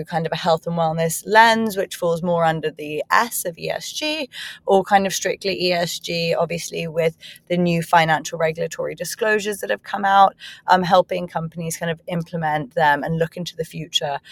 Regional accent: Hong Kong; moved away; also born or lived in England / United States; having been born and raised in Hong Kong, I went to school in England and then university in America.

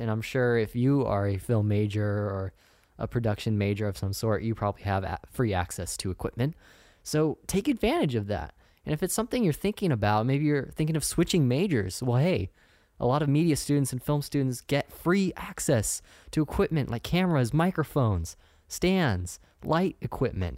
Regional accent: Sacramento, California, United States; moved away as an adult; now in San Diego, United States; I'm from Northern California. I'm from Sacramento.

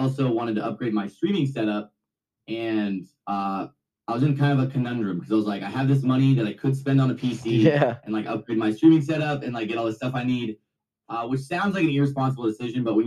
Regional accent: Sacramento, California, United States; also born or lived in Las Vegas; I'm from Sacramento

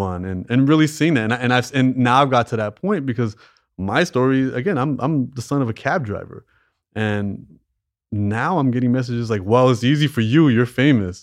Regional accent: Canada; I was born in Canada. My parents weren't

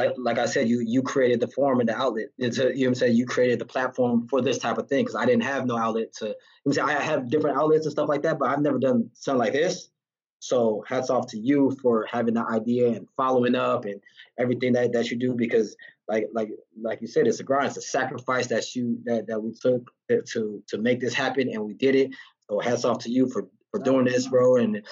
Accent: Santa Ana, California, United States; now in Las Vegas, United States; I grew up in Santana

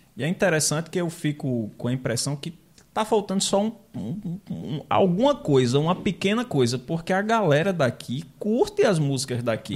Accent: Rio Tinto, Paraíba, Brazil; moved away as an adult; also born or lived in Mamanguape; eu nasci em Mamanguape, né? morei a vida toda, até os 22 anos em Rio Tinto

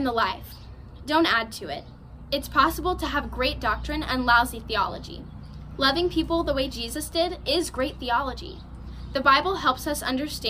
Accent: San Marcos, Texas, United States; I am from San Marcos, Texas

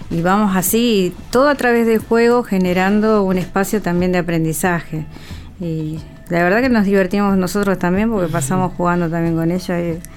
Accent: Argentina; Nos vemos. Yo soy Argentina.

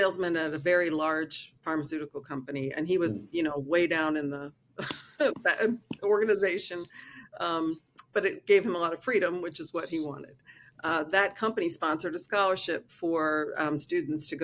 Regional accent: East Coast of the United States, United States; I grew up on the East Coast of the United States

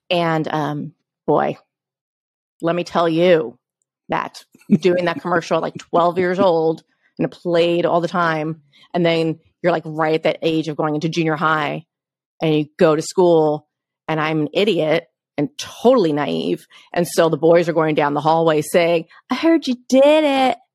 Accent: New York, United States; as a child growing up in New York, I was a child actor

